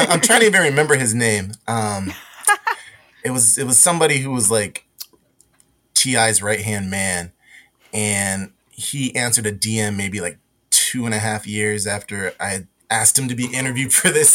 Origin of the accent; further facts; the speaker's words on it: West Coast, United States; I grew up on the West Coast in the mid 90s